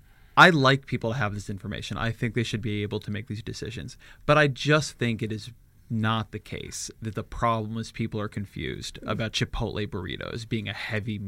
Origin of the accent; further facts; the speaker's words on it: California, United States; As a Californian